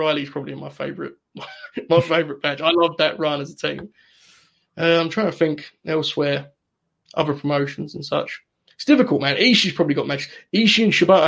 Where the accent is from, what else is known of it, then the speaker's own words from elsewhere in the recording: United Kingdom; as a Brit